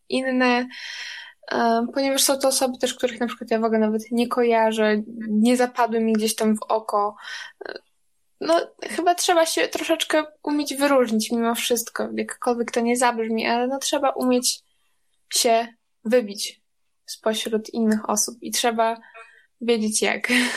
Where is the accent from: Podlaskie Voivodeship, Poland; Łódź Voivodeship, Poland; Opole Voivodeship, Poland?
Podlaskie Voivodeship, Poland; jestem niziołkiem, zielarzem z Podlasia